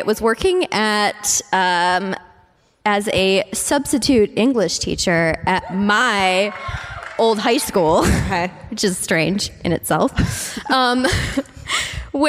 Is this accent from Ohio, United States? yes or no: yes; Cleveland, Ohio, United States; I'm from Cleveland